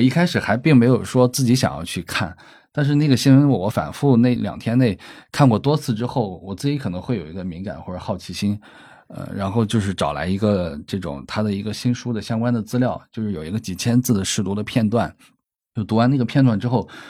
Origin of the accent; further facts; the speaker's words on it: Shandong, China; 虽然受山东这种传统的观念影响